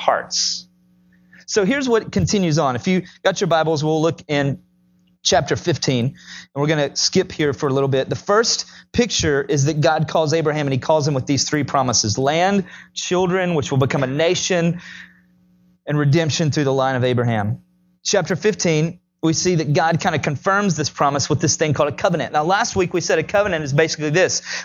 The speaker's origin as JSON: {"language": "English", "region": "Tennessee", "country": "United States", "said": "I'm from Tennessee"}